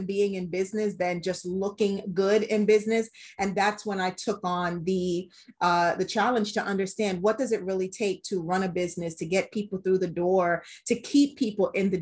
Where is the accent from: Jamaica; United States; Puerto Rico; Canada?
Jamaica; I am a Jamaican woman in an industry that is not dominated by Jamaican women